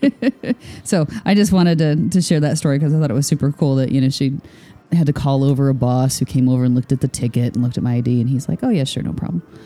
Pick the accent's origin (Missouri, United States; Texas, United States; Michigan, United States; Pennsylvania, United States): Michigan, United States; born or raised there; moved away